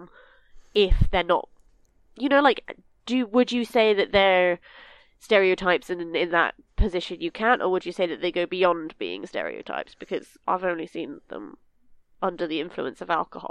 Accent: United Kingdom; we as British people

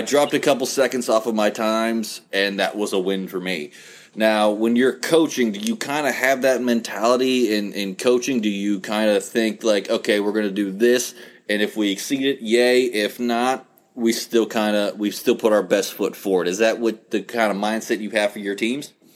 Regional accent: West Virginia, United States; growing up in West Virginia

